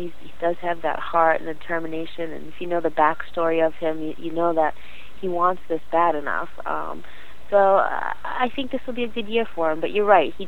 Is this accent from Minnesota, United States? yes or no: no; Boston, Massachusetts, United States; I'm from Boston